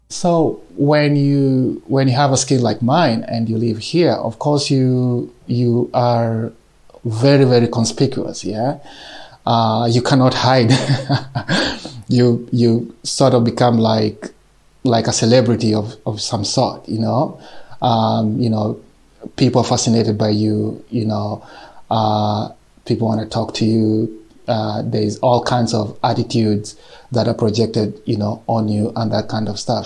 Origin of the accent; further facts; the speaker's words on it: Kenya; moved away as an adult; now in Yekaterinburg, Russia; I'm original from Kenya